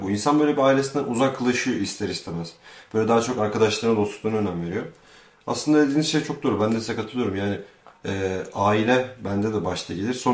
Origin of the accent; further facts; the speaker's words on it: Turkey; biz Türkiye'de doğduk büyüdük. Aşağı yukarı iyi ailelerde e, çok da sıkıntılı olmayan bir hayat yaşadık.